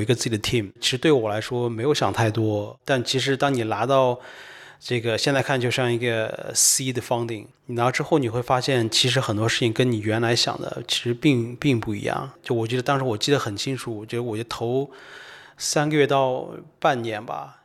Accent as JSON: {"language": "Chinese", "country": "China", "tie": "born or raised there", "also_born_or_lived": "United Kingdom", "said": "我在中国出生长大，然后我喜欢科技，然后我读的也是科技。但在英国待了七年，七年到八年"}